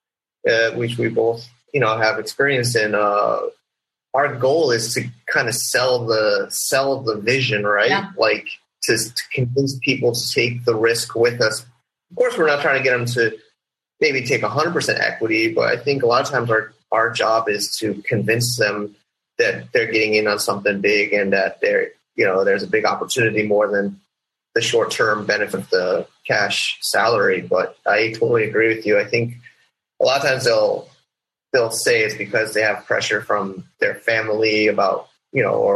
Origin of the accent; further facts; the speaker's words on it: United States; moved away as an adult; now in China; I'm American born and raised, and now I'm spending time on the China side